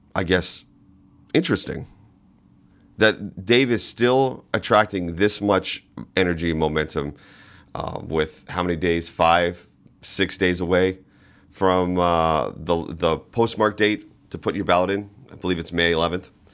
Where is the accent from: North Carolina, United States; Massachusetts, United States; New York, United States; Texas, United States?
Massachusetts, United States; Boston; now in Alaska, United States; I grew up in Boston